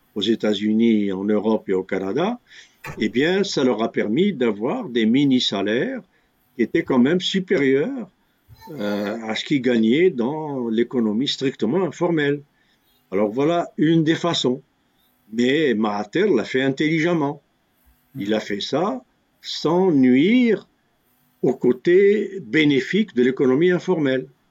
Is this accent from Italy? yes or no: no; Algeria; chez nous en Algérie